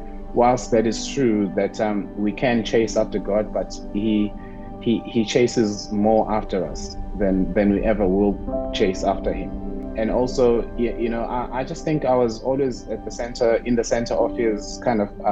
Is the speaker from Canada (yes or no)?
no; Ulundi, KwaZulu-Natal, South Africa; also born or lived in Mtubatuba; I was born in Northern KZN. You know, I grew up in Mdubaduba and another small town called Ulundi.